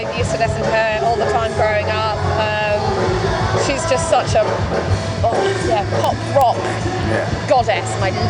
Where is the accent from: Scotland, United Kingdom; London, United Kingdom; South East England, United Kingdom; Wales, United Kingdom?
South East England, United Kingdom; Aylesbury; being able to come to my hometown